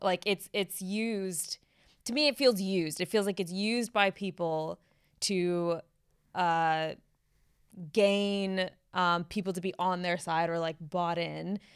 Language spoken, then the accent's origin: English; United States; now in United Kingdom; growing up in the States